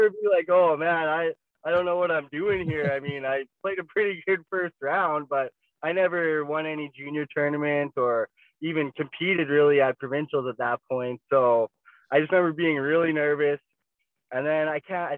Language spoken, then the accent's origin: English; Prince Albert, Saskatchewan, Canada; growing up in Prince Albert